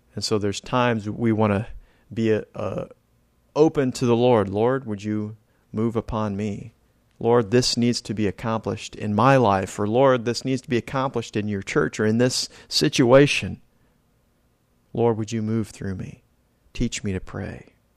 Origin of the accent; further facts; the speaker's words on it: California, United States; now in Florida, United States; I was born in California, so it was kinda desert climate out there